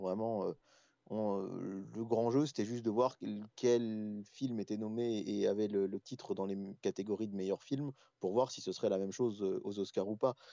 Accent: France; par chez nous en France

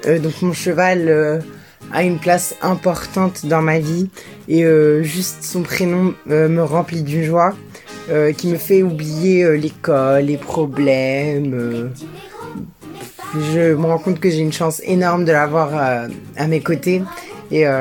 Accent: Morocco; German is a second language; ich bin äh, 16 Jahre alt, ich komme aus Marokko, ich wohne in Mohamedia.

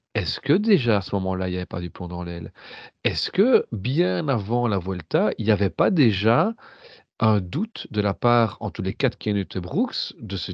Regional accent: Belgium; en tant que Belge

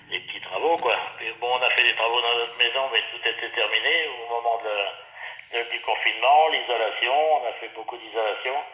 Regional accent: Saint-Hilaire-sur-Erre, Normandy, France; moved away as an adult; now in Nogent-le-Rotrou, France; on est Nogentais depuis, 2003, oui. On était dans l'Orne, on a passé notre euh, carrière dans l'Orne. Je suis né dans l'Orne aussi, saint hilaire sur là, qui est à côté. et on, a toujours un corps de ferme à Saint-Hilaire-sur-Aire.

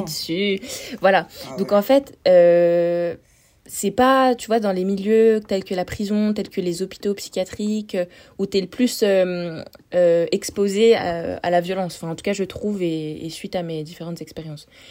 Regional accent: France; je viens d'un petit trou dans la montagne euh, vers la Suisse.

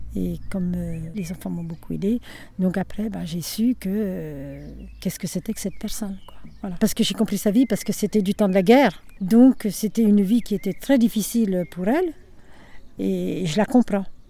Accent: Nevers, Bourgogne-Franche-Comté, France; now in Saône-et-Loire, France; je suis née le 1er mai 1942. Et je suis née à Nevers. Et je suis euh, en Saône-et-Loire actuellement

